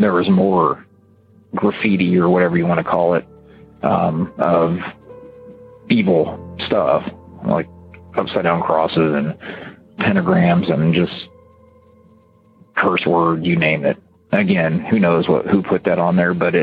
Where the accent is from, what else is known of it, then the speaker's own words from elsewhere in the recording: Ohio, United States; I was from Ohio